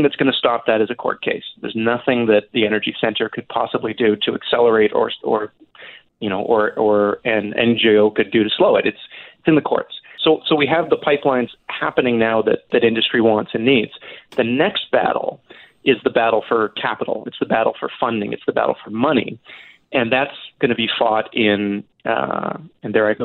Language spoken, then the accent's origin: English; Vancouver, British Columbia, Canada; moved away; also born or lived in Toronto / Alberta; I grew up in Vancouver